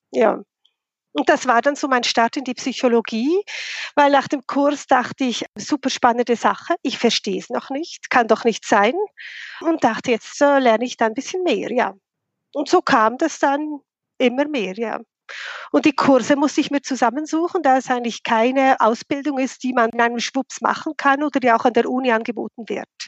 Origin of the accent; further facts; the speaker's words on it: Bern, Switzerland; now in Zürich, Switzerland; Also, ich bin Schweizerin, wie man das gut hört ursprünglich von Bern, der Hauptstadt, bin dann wegen dem Job nach Zürich gegangen.